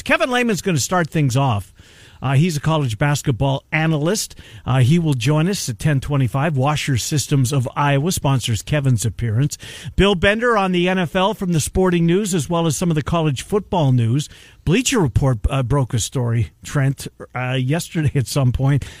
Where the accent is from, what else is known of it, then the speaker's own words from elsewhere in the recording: Canada; I went through the Canadian school system.